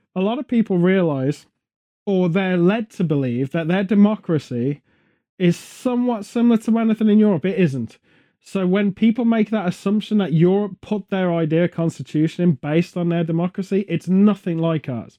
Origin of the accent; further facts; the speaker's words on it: Stratford-upon-Avon, West Midlands, United Kingdom; Stratford upon Avon, my hometown nearby